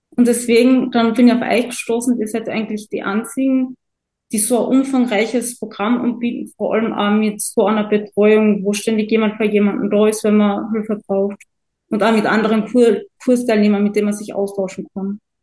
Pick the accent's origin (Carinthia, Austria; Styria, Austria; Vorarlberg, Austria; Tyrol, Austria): Carinthia, Austria; Ich komme aus Kärnten in Österreich.